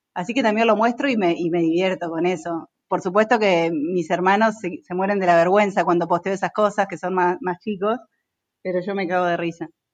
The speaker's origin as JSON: {"language": "Spanish", "town": "Concepción del Uruguay", "region": "Entre Ríos", "country": "Argentina", "tie": "born or raised there", "moved": "as an adult", "lives_now": "Buenos Aires, Argentina", "said": "yo soy de Concepción del Uruguay, Entre Ríos"}